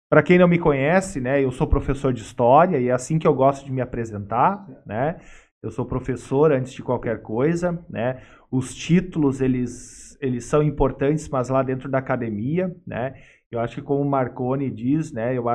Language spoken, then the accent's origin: Portuguese; Sapiranga, Rio Grande do Sul, Brazil; Sapiranga de novo? Que é a minha cidade natal